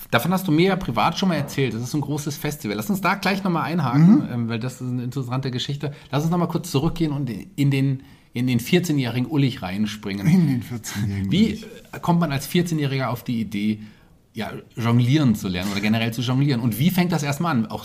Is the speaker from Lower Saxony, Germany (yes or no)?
no; Böblingen, Baden-Württemberg, Germany; accent: Swabian; moved away; also born or lived in Stuttgart; Ich bin in Böblingen geboren, im Schwabenland ich würde mal sagen, das hört man manchmal noch.